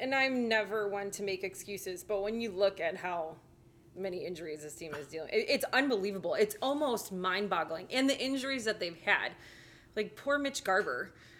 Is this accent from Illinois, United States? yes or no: yes; Chicago, Illinois, United States; also born or lived in Atlanta / Huntsville / Nashville; now in Minnesota, United States; obviously Chicago is always going to be home, but I love Minnesota. I mean, I've moved around after our college in Florida. I lived in Atlanta for 4 years. Then I lived in Huntsville, Alabama for a year.